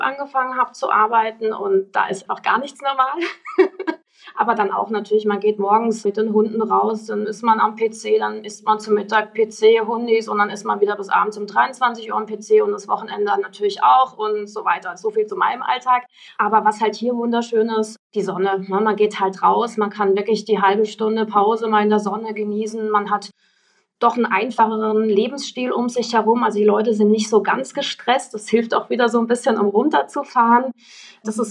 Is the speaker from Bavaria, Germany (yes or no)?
no; Freiburg, Baden-Württemberg, Germany; moved away as an adult; now in Morocco; eigentlich Freiburgerin